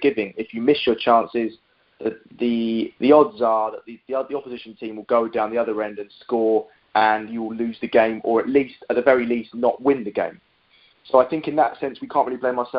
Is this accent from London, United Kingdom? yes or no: yes; London, United Kingdom; I live in East London, have done all my life, was born here, lived here, raised here, still live here